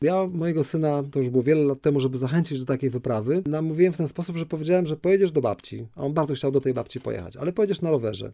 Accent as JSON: {"language": "Polish", "country": "Poland", "said": "mówię, że z Polski"}